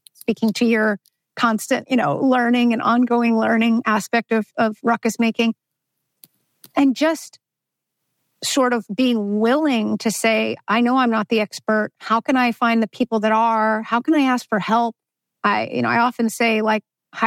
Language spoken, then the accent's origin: English; New York City, New York, United States; moved away as an adult; also born or lived in Alabama / Tennessee / China; I grew up in Brooklyn, New York